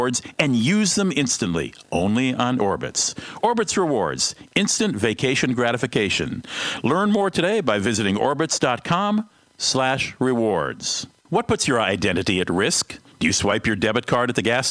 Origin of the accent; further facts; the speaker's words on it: Minnesota, United States; my home state